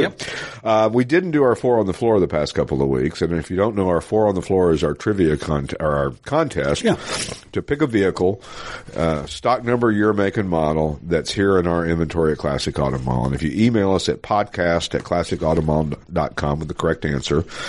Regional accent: Knoxville, Tennessee, United States; moved away; also born or lived in North Hollywood; growing up in Knoxville, Tennessee.

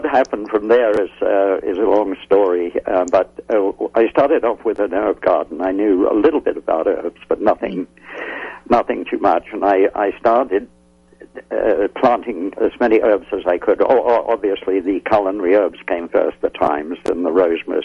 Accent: England, United Kingdom; moved away; When I was a youngster growing up in England

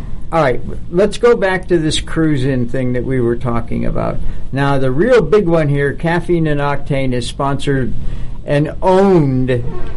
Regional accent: Buffalo, New York, United States; Growing up in Buffalo

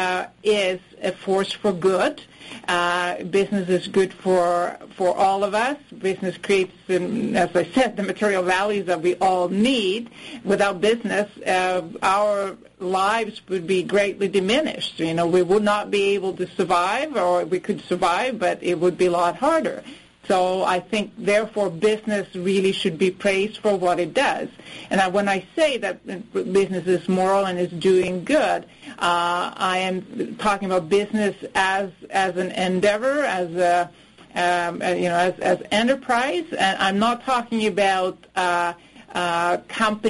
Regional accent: Finland; now in Calgary, Canada; I'm from Finland

